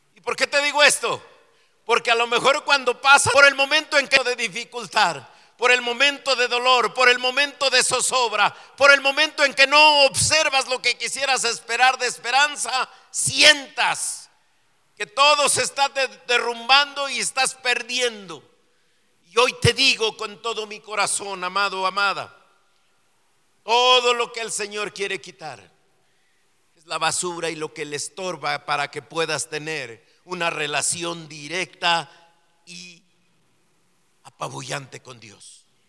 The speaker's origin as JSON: {"language": "Spanish", "country": "Mexico", "tie": "born or raised there", "also_born_or_lived": "Mexico City"}